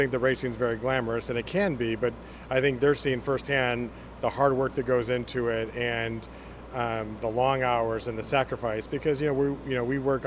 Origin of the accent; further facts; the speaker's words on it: Chicago, Illinois, United States; moved away; I'm actually from Chicago